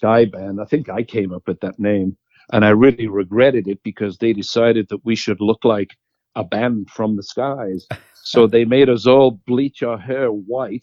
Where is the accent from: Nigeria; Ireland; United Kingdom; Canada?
United Kingdom; Liverpool, North West England; moved away as an adult; I was from Liverpool